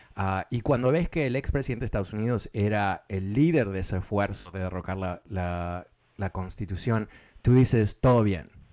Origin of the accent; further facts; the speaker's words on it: Uruguay; now in Washington, United States; yo soy de Uruguay